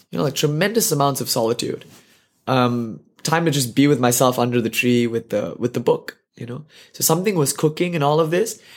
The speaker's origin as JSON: {"language": "English", "country": "India", "said": "I'm an Indian boy. I've been eating meals on the floor my whole life"}